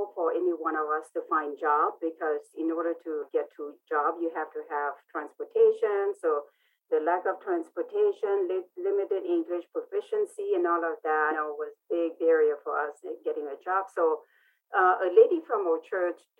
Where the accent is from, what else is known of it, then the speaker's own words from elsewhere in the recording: Laos; English is a second language; also born or lived in Vientiane; now in United States; I am Hmong, and I grew up in Laos, a war-torn country in Southeast Asia